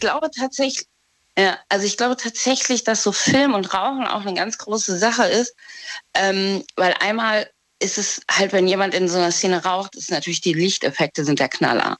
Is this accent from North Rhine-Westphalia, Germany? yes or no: no; Trier, Rhineland-Palatinate, Germany; ich komme aus Trier.